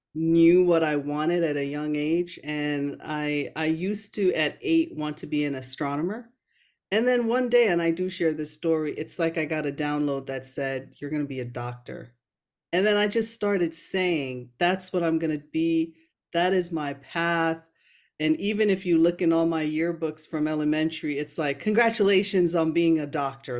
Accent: Brooklyn, New York, United States; accent: Americanized; also born or lived in Jamaica; grew up after immigrating to the U S with my family in Brooklyn, New York.

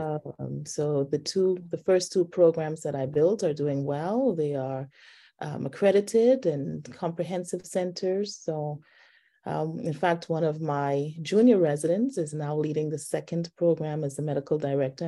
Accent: Nassau, New Providence, Bahamas; moved away as an adult; also born or lived in Baltimore / Southern California / Washington, D.C. / Cleveland; now in Atlanta, United States; I grew up in the islands of the Bahamas. I'm originally from Nassau

